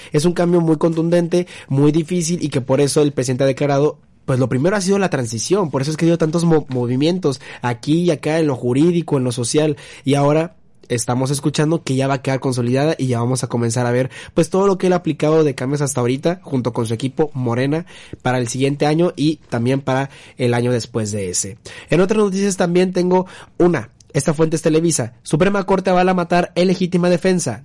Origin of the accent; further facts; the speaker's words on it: Monterrey, Nuevo León, Mexico; yo como regio aquí, un estado industrial